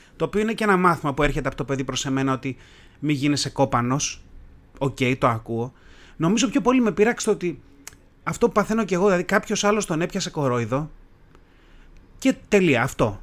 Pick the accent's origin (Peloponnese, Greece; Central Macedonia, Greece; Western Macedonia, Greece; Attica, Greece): Attica, Greece; Tavros; μεγάλωσα στον Ταύρο